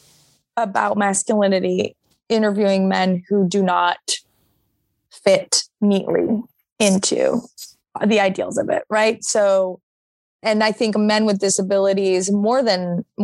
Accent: Montreal, Quebec, Canada; moved away as an adult; now in New York, United States; I'm from Montreal. But I've been living in New York for, almost 8 years.

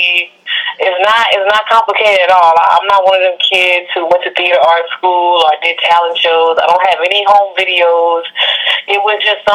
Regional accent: Lafayette, Louisiana, United States; now in Houston, United States; I've been here in Houston for a long time, but I'm actually from Lafayette, Louisiana. So that's my roots

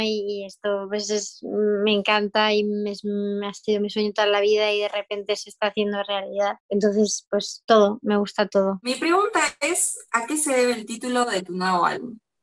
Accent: Mendoza, Argentina; soy de Mendoza, Argentina.

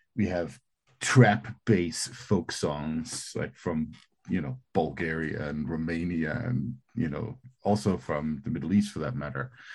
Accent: Greenland; I, I, I grew up in Greenland

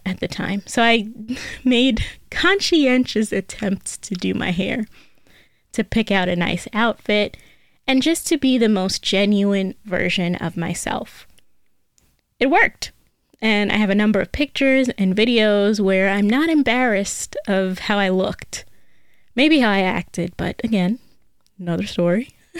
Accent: United States; I am American

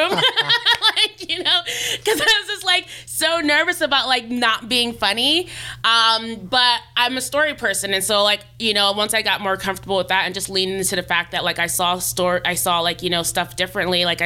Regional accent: Nigeria; not even considering it as a viable career option growing up because being Nigerian, like, you know, it's like doctor, lawyer, engineer.

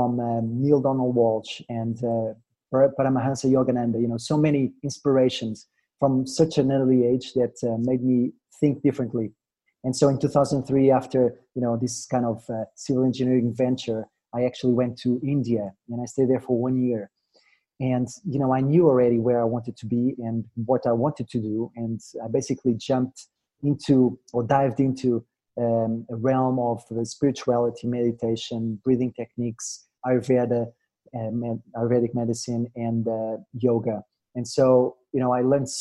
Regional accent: Portugal; moved away as an adult; also born or lived in Madrid; now in Brazil; I was born in Portugal

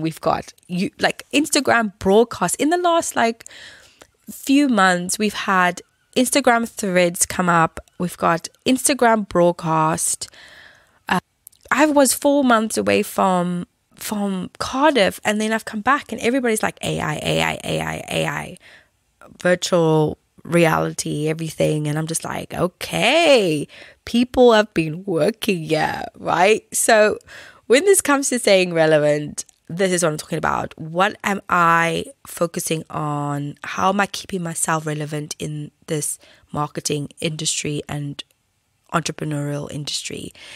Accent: South Africa; when I grew up in South Africa

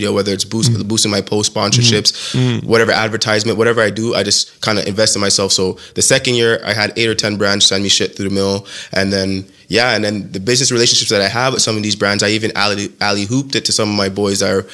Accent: Toronto, Ontario, Canada; moved away; also born or lived in Alberta; We came from Toronto

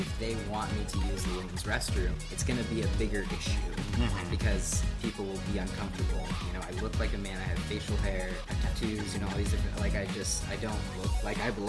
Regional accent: Grays Harbor, Washington, United States; I did drag in my hometown, that's how I started, and Caesar is a really great friend of mine, Caesar Hart, and they put on all-age drag shows in Grace Harbor

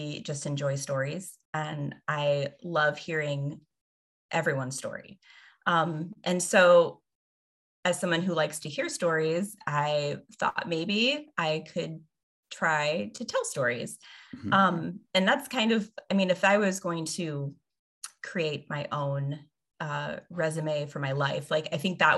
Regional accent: the Bible Belt, United States; we grew up in the Bible Belt

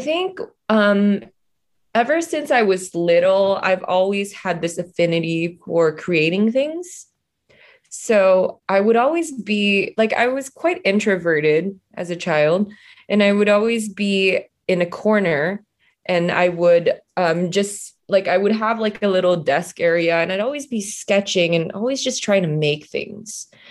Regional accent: Singapore; moved away as an adult; also born or lived in Indonesia; now in Los Angeles, United States; I was born in Indonesia. I was raised in Singapore. Well, I grew up in Singapore, and then I moved to Los Angeles from co, uh, for college, and I've been here ever since

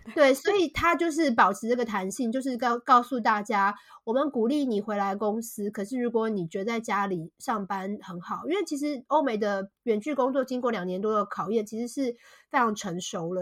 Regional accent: Taipei, Taiwan; moved away as an adult; also born or lived in Shanghai, China; now in United Kingdom; 我是土生土长的台北人，我从来没有住过台北以外的地方

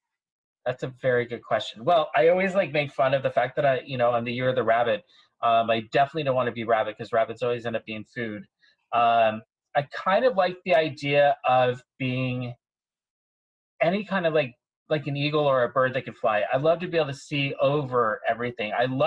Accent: San Francisco, California, United States; also born or lived in Spokane; now in New York, United States; I was born in Spokane, Washington, military family moved all over. But San Francisco really was, you know, when I was a child, I was there, moved away, came back when I was 21, and really was part of my big formative years in my life.

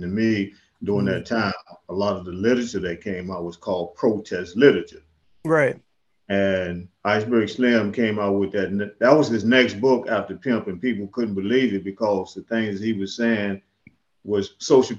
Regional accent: Mississippi, United States; now in St. Louis, United States; I'm originally from the Mississippi Delta, New Orleans, DeSoto, Mississippi, Memphis. My dad was a kind of like an itinerary preacher, so we was always moving around.

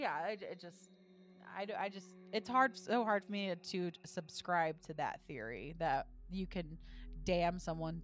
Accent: the South, United States; I grew up in the South

